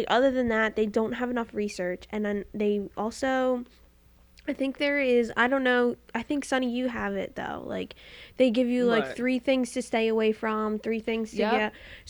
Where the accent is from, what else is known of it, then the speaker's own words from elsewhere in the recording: Philadelphia, Pennsylvania, United States; I was born in Philadelphia, born and raised.